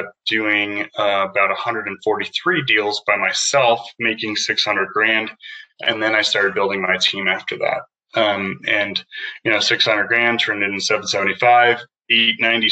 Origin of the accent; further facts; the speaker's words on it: Prescott, Arizona, United States; also born or lived in Taiwan; I grew up in Prescott, Arizona, went to school here